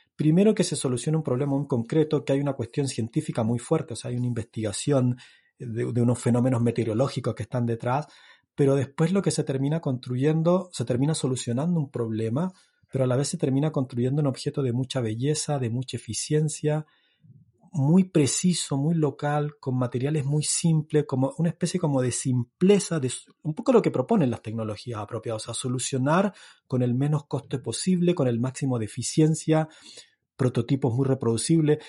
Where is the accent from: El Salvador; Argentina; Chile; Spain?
Chile; northern Chile; yo soy del norte de Chile